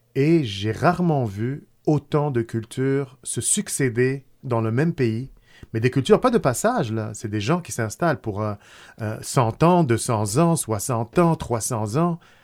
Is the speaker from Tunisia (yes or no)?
yes; Tunisia; now in Quebec, Canada; tunisien d'origine arrivé au Québec euh, depuis, ça fait presque plus que 30 ans, là, peut-être 31, 32 ans. J'ai passé plus de, gens, de, temps ici que dans mon pays natal